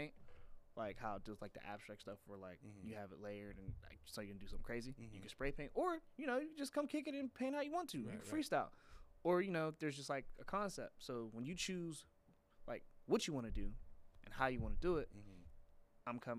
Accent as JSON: {"language": "English", "town": "Pittsburgh", "region": "Pennsylvania", "country": "United States", "said": "I'm from Pittsburgh"}